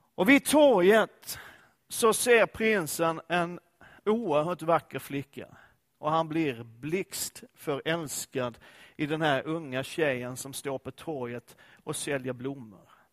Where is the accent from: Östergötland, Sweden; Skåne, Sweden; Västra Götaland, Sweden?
Skåne, Sweden; Jag är ju skåning och Danmark ligger nära